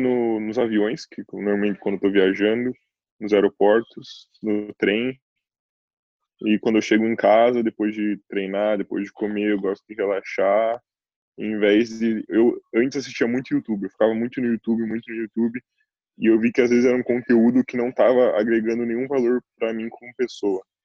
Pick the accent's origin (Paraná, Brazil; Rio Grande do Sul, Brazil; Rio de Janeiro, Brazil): Paraná, Brazil; Curitiba; moved away as an adult; also born or lived in Cape Town, South Africa / Istanbul, Turkey / Milan, Italy; now in Norway; sou de Curitiba